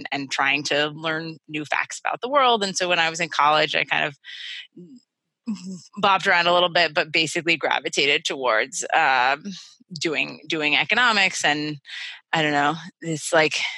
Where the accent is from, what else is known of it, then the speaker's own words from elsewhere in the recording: Connecticut, United States; I grew up in Connecticut.